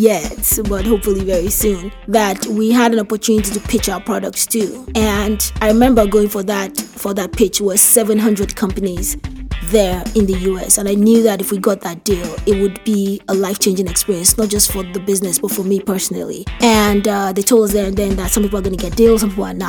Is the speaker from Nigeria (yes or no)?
yes; Nigeria; I grew up in Ikemi selling medicine